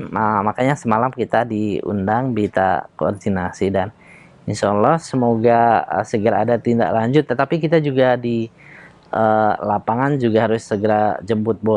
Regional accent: Bone, South Sulawesi, Indonesia; Di kampung saya di uh, Bugis Bone itu masyarakat uh, yang seperti saya ini banyak para pejuang

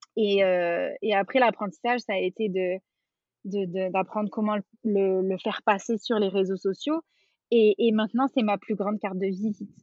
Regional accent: France; moved away as an adult; also born or lived in Quebec; on est parti, on est parti de France avec mon conjoint, on s'était rencontrés en France et tout ça. On est parti vivre au Québec

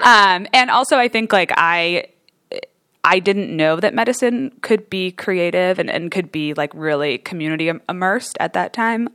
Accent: New Jersey, United States; moved away as an adult; also born or lived in Michigan; I'm from New Jersey originally, so East Coast girl

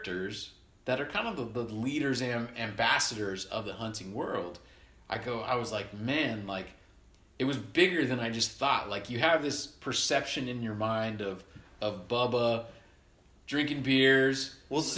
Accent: Southern California, United States; we grew up in Southern California

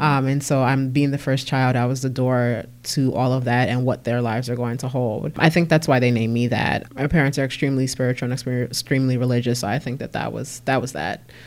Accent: Newark, New Jersey, United States; also born or lived in Orange, New Jersey; I was born at Saint Michael's Hospital in Newark. Um, I grew up in the South Ward of Newark, uh, Lehigh Avenue

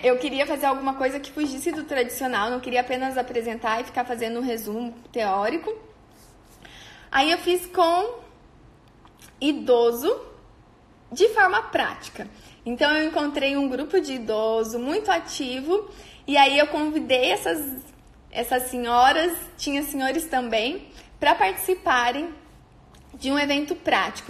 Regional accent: on the border with Paraná, interior of São Paulo, Brazil; moved away as an adult; now in Maringá, Brazil; eu sou do interior de São Paulo, na divisa com o Paraná

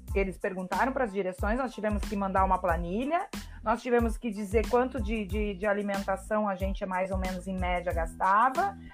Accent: Salvador do Sul / Barbacena, Rio Grande do Sul, Brazil; Cristina é uma colega minha lá de Salvador Colocar do Sul, lá da onde eu venho, da minha terrinha lá de Barbacena

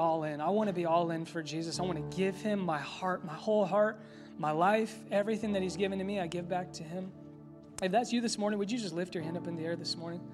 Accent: Indianapolis, Indiana, United States; I'm from Indy

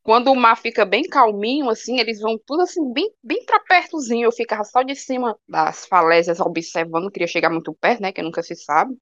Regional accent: Ceará, Brazil; accent: cearense; eu gosto tanto de falar cearense, é tão bom, tem umas gírias aqui no Ceará que eu gosto tanto

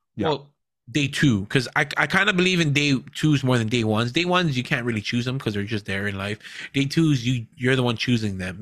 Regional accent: Hawaii, United States; we're not Hawaiian, but we're from Hawaii. We're proud to be from Hawaii

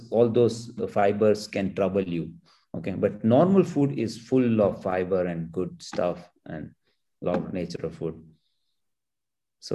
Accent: Gujarat, India; now in Bangalore, India; my hometown villages

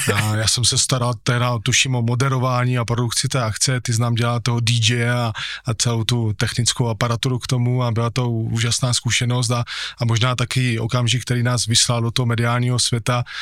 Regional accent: Moravian Slovakia, Czechia; Já jsem ten, který chce zůstat tady u nás eh, na Slovácku

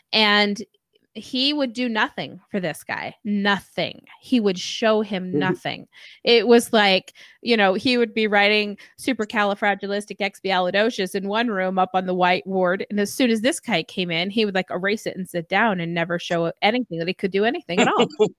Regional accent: Utah, United States; I'm from Utah, so I'm just, yeah, I've been on the West Coast.

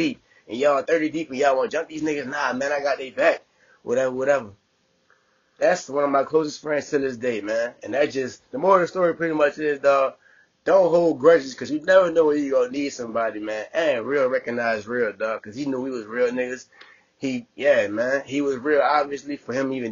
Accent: New Orleans, Louisiana, United States; also born or lived in Texas; now in Bay Area, United States; I'm from New Orleans

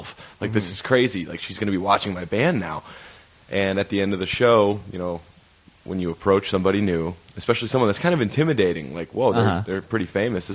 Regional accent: Michigan, United States; moved away; we're from Michigan

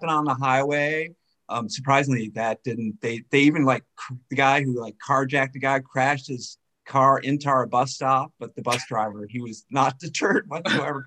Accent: Tucson, Arizona, United States; moved away as an adult; also born or lived in Seattle; now in Denver, United States; I'm from Tucson, Arizona

